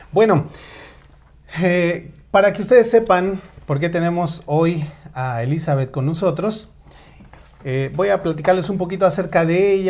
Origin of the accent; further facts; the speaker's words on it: State of Mexico, Mexico; Yo nací en la Gustavo Madero, entonces podría decir que somos paisanos. Eh, sin embargo, bueno, yo me crié en el Estado de México